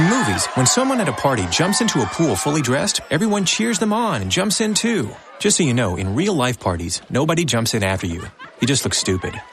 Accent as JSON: {"language": "English", "country": "United States", "said": "an American taxpayer"}